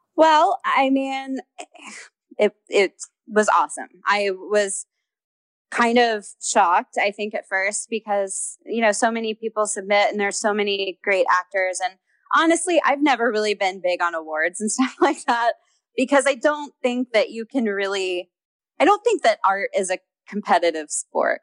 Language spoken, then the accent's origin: English; Houston, Texas, United States; moved away as an adult; also born or lived in Los Angeles; I grew up in Houston